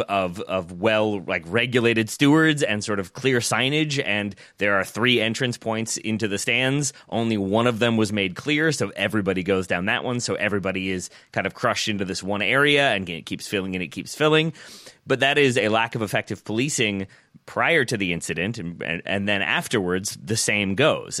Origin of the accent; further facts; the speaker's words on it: United States; as an American